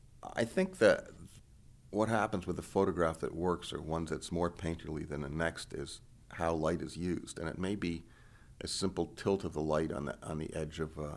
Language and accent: English; New York City, New York, United States; when I was growing up in New York City of doodling around the Metropolitan Museum, constantly looking at paintings by Turner and Winslow Homer and Fra Filippo Lippi from the Renaissance.